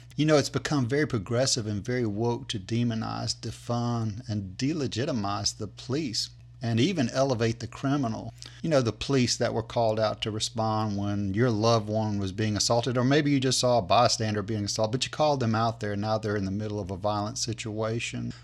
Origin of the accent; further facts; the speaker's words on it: United States; I'm an American